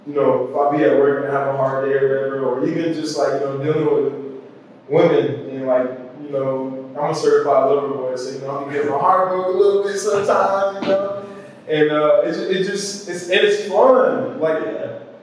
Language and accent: English; Austin, Texas, United States; moved away as an adult; now in Hawaii, United States; Growing up in Austin